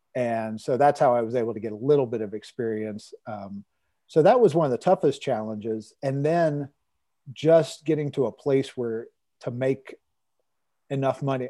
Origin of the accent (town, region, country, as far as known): Cincinnati, Ohio, United States; born or raised there